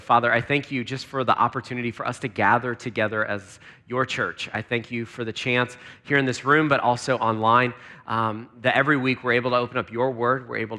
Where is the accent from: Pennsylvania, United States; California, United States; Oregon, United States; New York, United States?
Pennsylvania, United States; Lancaster; because I grew up in Pennsylvania. In Lancaster, and so it's just great to be back in the Northeast